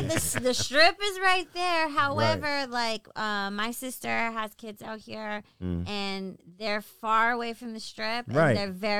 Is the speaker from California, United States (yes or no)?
yes; Riverside, California, United States; I'm from Riverside